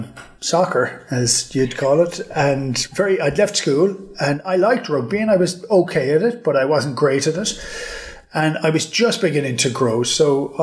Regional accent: Killaloe, Munster, Ireland; Killaloo, County Clare, which is where I am at the present moment in time. It's a tiny little village in the west of Ireland. Used to be capital of Ireland 1,000 years ago.

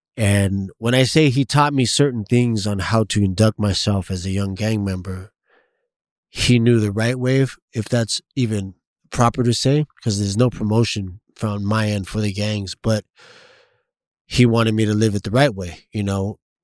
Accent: San Diego, California, United States; also born or lived in East County, San Diego; I was born in the Logan Heights area, grew up in, uh, Lomas, Golden Hills area, which is right up, up the street, twenty-sixth, twenty-fifth, um, southeast San Diego

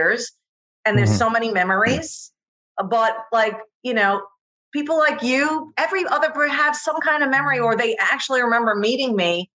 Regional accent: Coram, New York, United States; Place called Coram, I grew up, which was near Sheldon

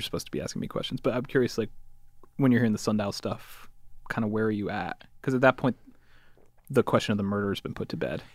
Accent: Connecticut, United States; I'm from Connecticut

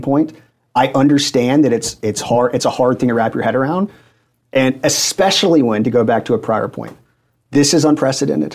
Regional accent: Atlanta, Georgia, United States; moved away as an adult; also born or lived in Auburn, Alabama; now in Washington, D.C., United States; I'm from the Atlanta area, go to Auburn, come back.

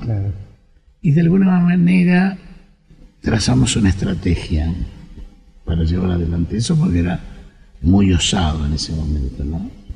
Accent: Argentina; Acá en la Argentina

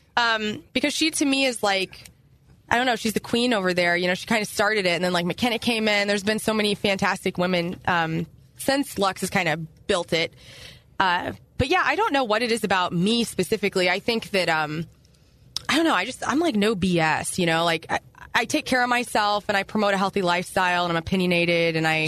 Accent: Carbondale, Illinois, United States; also born or lived in Columbia, Illinois; now in St. Louis, United States; I moved there in uh, when I was 13, so I'm originally from near Carbondale, Illinois

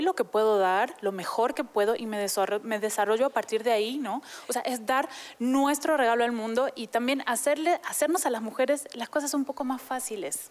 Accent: Argentina; now in Mexico; yo soy argentina, ¿no? Hace muchos años vivo aquí, entonces ya soy adoptada.

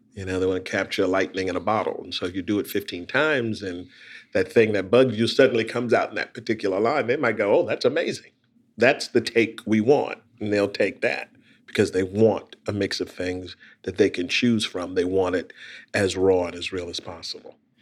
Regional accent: South Carolina, United States; moved away; also born or lived in Brooklyn; grew up in South Carolina.

